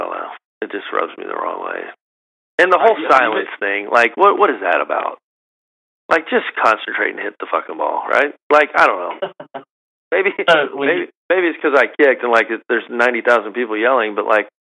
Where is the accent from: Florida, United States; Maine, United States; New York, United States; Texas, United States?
Florida, United States; Milton; we're all from Milton